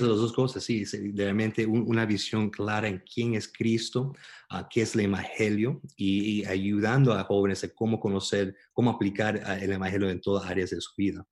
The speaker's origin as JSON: {"language": "Spanish", "town": "Miami", "region": "Florida", "country": "United States", "tie": "born or raised there", "also_born_or_lived": "Louisville, Kentucky / New York", "moved": "as an adult", "said": "nací, crecí en Miami toda mi vida, hasta los 20 años que tenía el privilegio de mudarme a Louisville, Kentucky"}